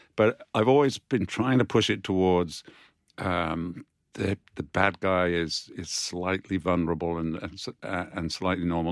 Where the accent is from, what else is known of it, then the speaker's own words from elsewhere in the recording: United Kingdom; we as British authors